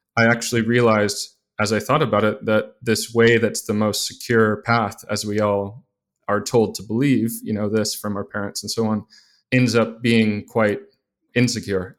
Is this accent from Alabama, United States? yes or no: yes; Mobile, Alabama, United States; moved away; I was living in Mobile, Alabama, growing up there